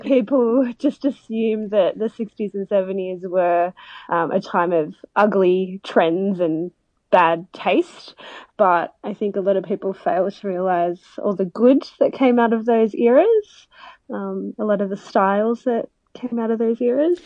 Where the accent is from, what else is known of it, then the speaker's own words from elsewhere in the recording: Melbourne, Victoria, Australia; moved away; I'm originally from Melbourne